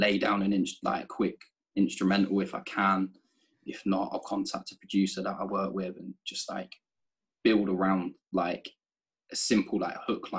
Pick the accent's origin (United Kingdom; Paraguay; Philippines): United Kingdom; now in London, United Kingdom; I'm that British guy with this American group of rappers.